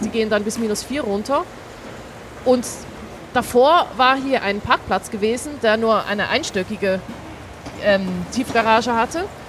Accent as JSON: {"language": "German", "country": "Switzerland", "also_born_or_lived": "Baden-Württemberg", "moved": "yes", "lives_now": "Hamburg, Germany", "said": "ich komme aus der Schweiz, wie man hier in Hamburg bestimmt gut hören kann"}